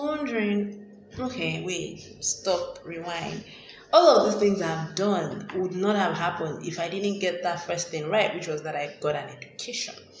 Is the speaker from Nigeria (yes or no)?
yes; Nigeria; I grew up in Nigeria